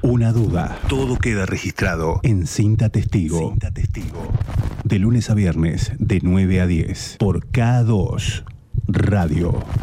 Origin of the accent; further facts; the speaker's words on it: Necochea, Buenos Aires Province, Argentina; moved away as an adult; also born or lived in United States; yo nací acá, hice, hice mi escuela primaria acá, hice mi secundario